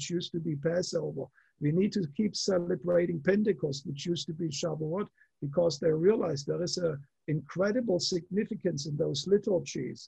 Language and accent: English; Germany; moved away; I come from Germany